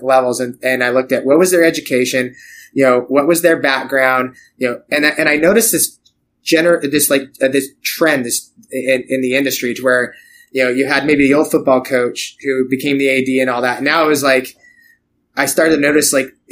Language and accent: English; Idaho, United States; now in Oskaloosa, United States; I grew up in Idaho